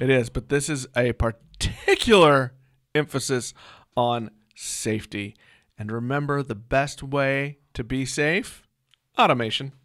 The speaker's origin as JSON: {"language": "English", "town": "Joplin", "region": "Missouri", "country": "United States", "tie": "born or raised there", "moved": "yes", "said": "my hometown."}